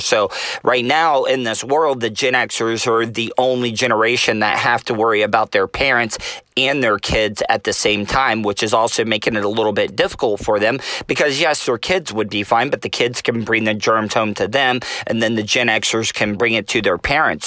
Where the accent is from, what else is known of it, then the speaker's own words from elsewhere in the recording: United States; it's ingrained in us to travel and, and roam as American citizens.